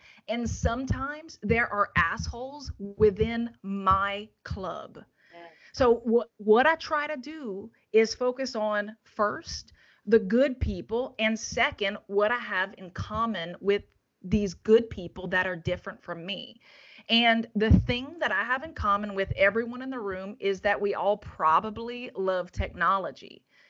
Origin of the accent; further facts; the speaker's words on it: the South, United States; You know, like I grew up in the South and I was taught a whole bunch of behaviors that don't pay off professionally.